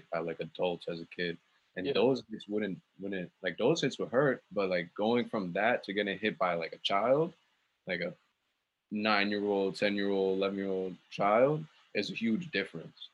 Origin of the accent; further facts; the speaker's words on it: New York City, New York, United States; also born or lived in Wisconsin / Long Island; growing up in Queens, we didn't really have money like that until we moved to Long Island